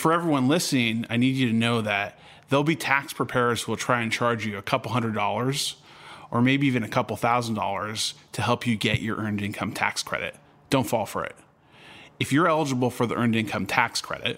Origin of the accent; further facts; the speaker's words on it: California, United States; I grew up in California